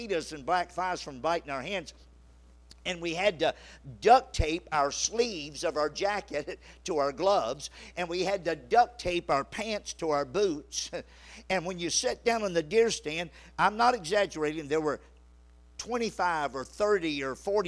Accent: Louisiana, United States; I grew up in Louisiana

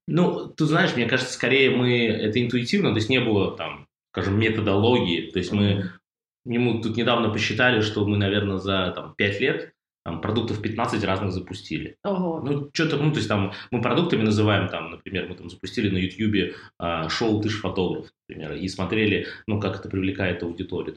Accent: Russia; мы из России

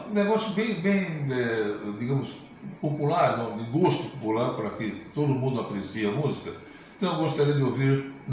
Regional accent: São Paulo, Brazil; moved away as an adult; now in São Luís, Brazil; em São Paulo, de onde eu venho, onde eu morava

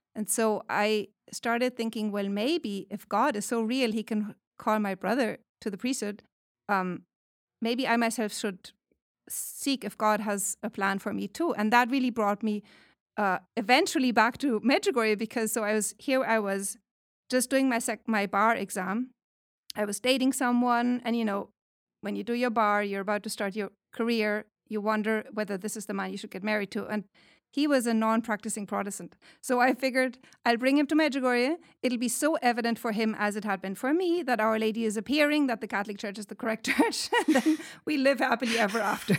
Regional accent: Germany; moved away as an adult; now in California, United States; I am from Germany, but I teach at Saint Patrick's Seminary and University since twenty eighteen

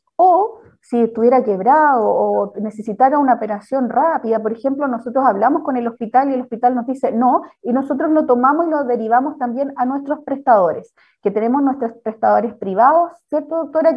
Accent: San Fernando, O'Higgins, Chile; now in Placilla, Chile; yo soy de San Fernando, oriunda de San Fernando, actualmente yo vivo en Placilla, una localidad rural de la sexta región

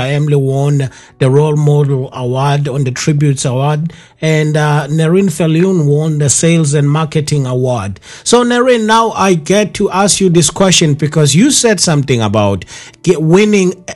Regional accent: KwaZulu-Natal, South Africa; Growing up in KwaZulu Natal, unfortunately, they don't emphasize all these languages

